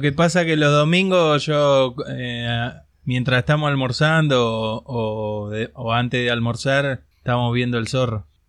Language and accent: Spanish; Buenos Aires, Argentina; yo soy de la General Paz para acá